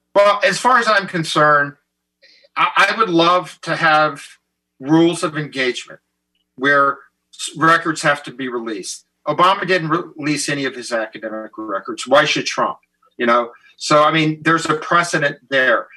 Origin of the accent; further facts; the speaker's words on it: the South, United States; I'm from the South